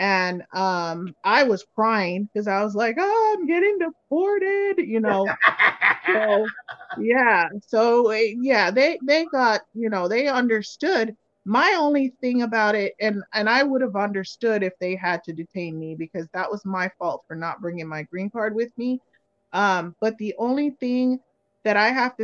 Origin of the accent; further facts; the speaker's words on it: Jamaica; moved away; I'm from Jamaica.